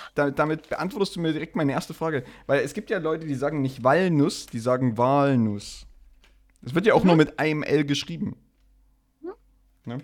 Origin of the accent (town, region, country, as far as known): Saxony, Germany